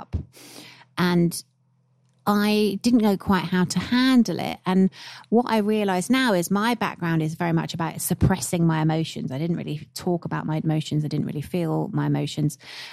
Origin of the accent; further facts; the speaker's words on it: United Kingdom; being British by nature